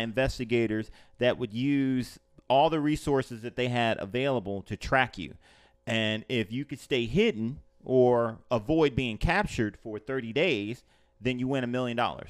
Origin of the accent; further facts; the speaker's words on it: Los Angeles, California, United States; now in Orlando, United States; I grew up in Los Angeles